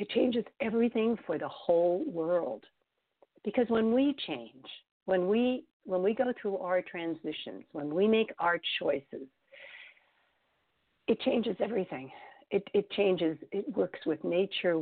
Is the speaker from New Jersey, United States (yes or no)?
no; New York City, New York, United States; moved away as an adult; also born or lived in Tucson, Arizona / Los Angeles; my hometown, because don't forget, I was born in New York City. My hometown was bombed.